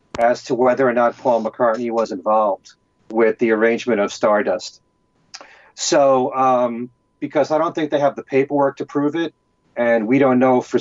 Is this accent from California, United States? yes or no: no; New York, United States; I grew up in New York